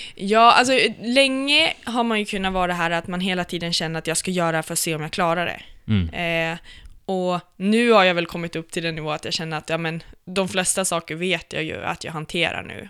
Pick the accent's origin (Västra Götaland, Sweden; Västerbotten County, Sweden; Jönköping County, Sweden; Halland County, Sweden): Västerbotten County, Sweden; Umeå; also born or lived in Östersund / Brunflo; Jag är ifrån, eh, faktiskt från Östersund, eller Brunflo, så att det står jämte i passet. Okay. Eh, och sen är jag uppvuxen sen jag var fem i Umeå.